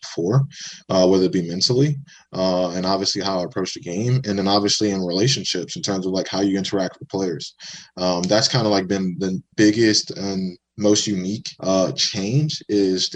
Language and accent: English; Baton Rouge, Louisiana, United States; moved away as an adult; also born or lived in New Orleans, Louisiana / Western Massachusetts / Kansas / Florida; So home for me is Baton Rouge, Louisiana. I grew up there. I was raised there. I was born there